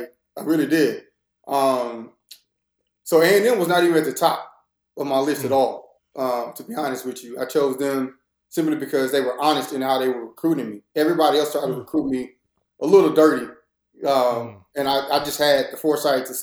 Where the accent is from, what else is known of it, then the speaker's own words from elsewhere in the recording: Corsicana, Texas, United States; also born or lived in Fort Worth, Texas; I'm originally from Fort Worth, Texas